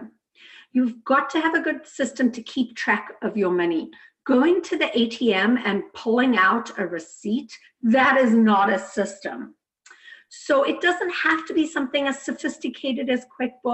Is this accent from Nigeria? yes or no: no; South Africa; I grew up in South Africa in a very traditional home